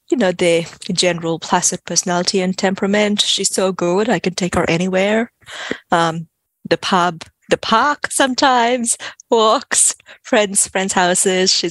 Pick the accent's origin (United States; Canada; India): India; moved away as an adult; also born or lived in West Africa; now in Australia; So I grew up in West Africa. Well, I was born in, in India, um, lived there for about a year and a half, then moved to West Africa at about the age of one and a half, lived there until I was about 10 and then moved back to India for the next 10 years.